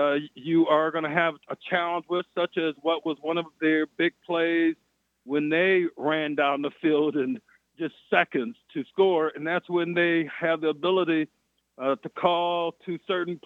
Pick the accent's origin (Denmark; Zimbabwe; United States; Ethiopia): United States; Flint, Michigan; moved away; also born or lived in New Hampshire; I'm from Flint. I played in some cold games in high school